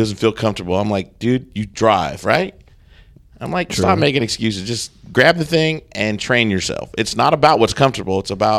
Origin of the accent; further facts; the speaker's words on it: Sacramento, California, United States; now in Charleston, United States; No, I'm from Sacramento, California originally. So okay. I did it all there, which was a great, great environment.